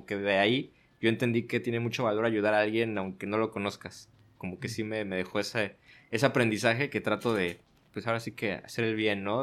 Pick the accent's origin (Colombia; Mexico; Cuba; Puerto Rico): Mexico; Mexico City; now in Ensenada, Mexico; No, yo soy de la Ciudad de México. Eh, yo nací en el Distrito Federal, y llevo en Ensenada viviendo ya casi seis años.